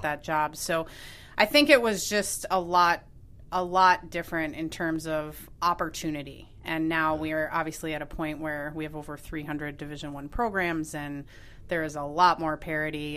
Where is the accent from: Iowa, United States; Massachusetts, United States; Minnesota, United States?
Minnesota, United States; Minneapolis; moved away as an adult; also born or lived in Evanston, Illinois / Santa Clara, California; now in Chicago, United States; I grew up in Minneapolis